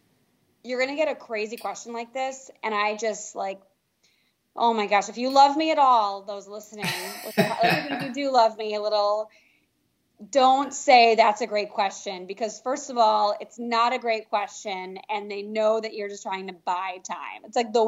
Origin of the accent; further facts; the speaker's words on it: New York City, New York, United States; because I can be a little bit rigid because I'm from New York City.